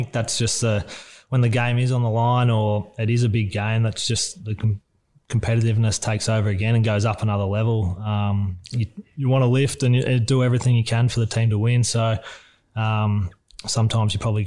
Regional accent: Emerald, Victoria, Australia; it was a great place to grow up. Just sort of quite bushy, classed as metropolitan, but yeah, it was quite sort of country, sort of small town. Yeah, grew up, lived not far from the footy ground

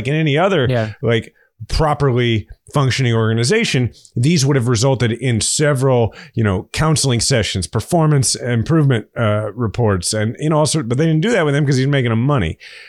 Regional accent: Missouri, United States; I'm from Missouri. I mean, I've drank a lot of Bud Light in my life.

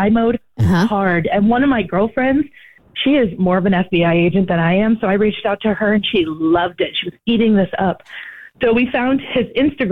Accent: Maine, United States; moved away; I'm from originally from Maine, so I have a 207 area code

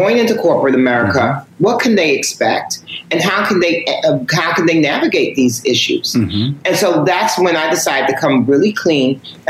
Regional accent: New York, United States; I'm born and raised in New York. So hip hop is my thing. And in the book, as you know, Rashawn, I talk about being Big Bad from Uptown.

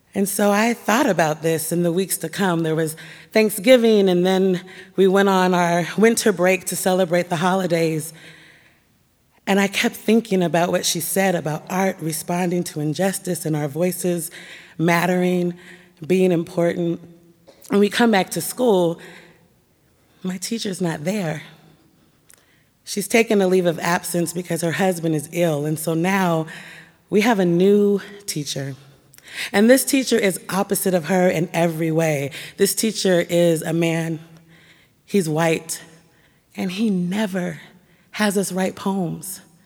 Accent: Portland, Oregon, United States; My, my house, my school, my church were all nestled and nurtured in the black community of Northeast Portland

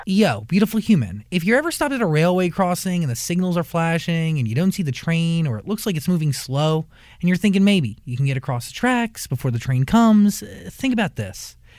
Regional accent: New Jersey, United States; I grew up in New Jersey

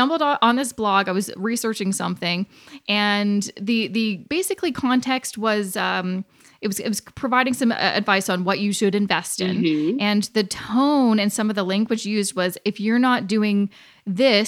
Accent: Canada; I was born and raised in Canada and had a pretty easy life

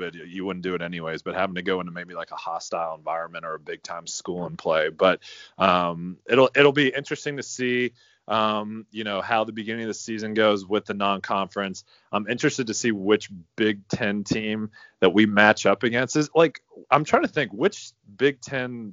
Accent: Chicago, Illinois, United States; When we grew up in Chicago

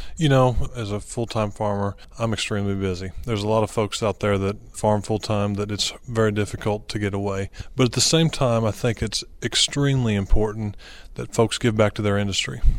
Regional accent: Aurora, Missouri, United States; I'm from Aurora, Missouri, southwest part of of the state

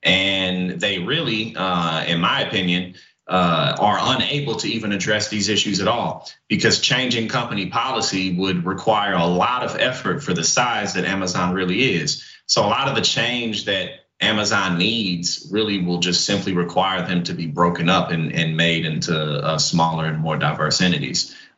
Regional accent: Missouri, United States; my home state of Missouri, where I'm from

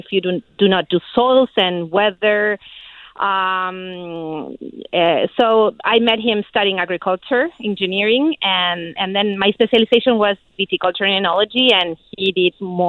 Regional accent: Uruguay; also born or lived in Chile / California; now in United States; I was born in Uruguay.

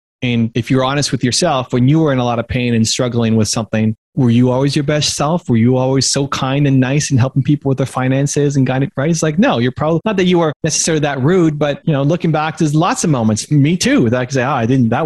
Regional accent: Canada; I'm Canadian

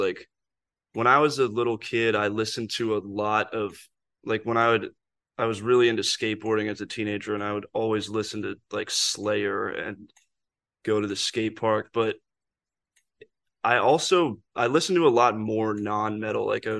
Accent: Seattle, Washington, United States; moved away as an adult; Yeah, I grew up in Seattle and then moved to Savannah when I was 18 to go to school.

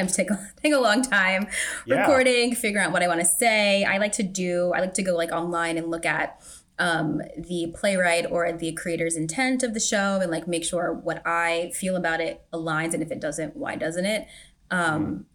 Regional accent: Virginia Beach, Virginia, United States; I grew up in Virginia Beach

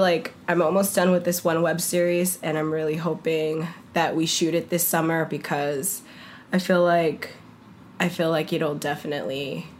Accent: Bronx, New York, United States; accent: Bronx; So I don't have a Bronx accent unless I turn on my Bronx accent.

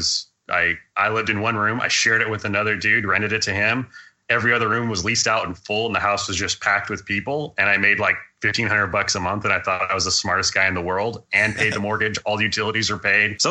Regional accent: Hawaii, United States; moved away as an adult; I was growing up in Hawaii, and I was living there from about 2000 to about 2006

